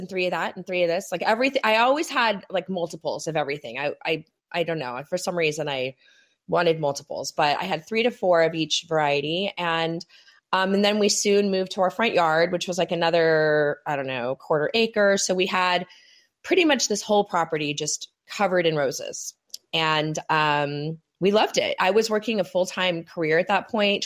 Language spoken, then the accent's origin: English; California, United States; moved away as an adult; also born or lived in New York City / New Jersey; I'm from California, but I lived on the East Coast for many years